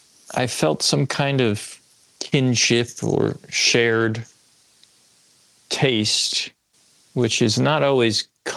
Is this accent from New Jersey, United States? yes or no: yes; Passaic County, northern New Jersey, United States; also born or lived in Rutherford, New Jersey; I'm in what's called Rutherford, New Jersey. It's like 20 minutes from Manhattan, but I'm from northern New Jersey